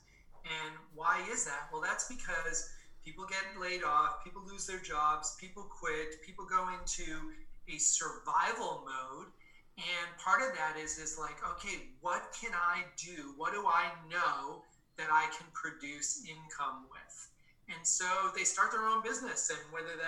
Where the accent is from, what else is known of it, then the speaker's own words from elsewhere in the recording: Boston, Massachusetts, United States; I was born in Boston, Massachusetts, a couple blocks from Fenway Park.